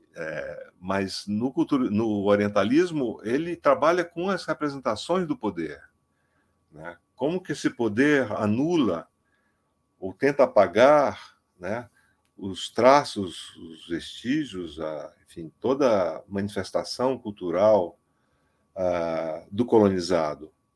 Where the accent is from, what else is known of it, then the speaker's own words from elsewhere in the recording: Amazonas, Brazil; eu sou amazonense, eu conheço esses estereótipos desde a minha infância